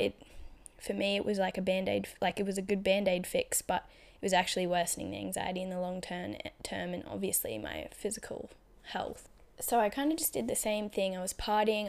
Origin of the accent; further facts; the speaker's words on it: Australia; also born or lived in Brisbane; I was just comfortable in my small regional town. Not, wasn't really small, but, like, it was a regional town in Australia, so, like, eighty thousand people